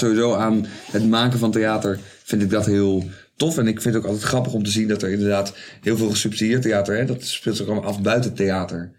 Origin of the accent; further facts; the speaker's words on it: Zoetermeer, South Holland, Netherlands; ik kom oorspronkelijk uit Soetermeer